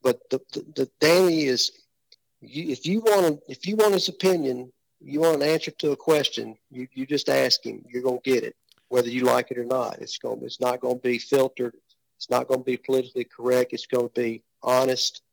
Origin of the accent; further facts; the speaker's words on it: West Tennessee, United States; We're from West Tennessee